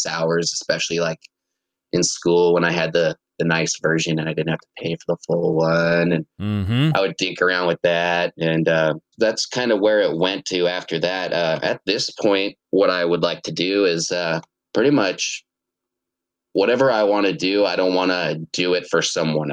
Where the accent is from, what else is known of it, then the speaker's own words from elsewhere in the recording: Laurel, Montana, United States; also born or lived in Billings, Montana; I've been a resident of Yellowstone Valley, you know, pretty much my whole life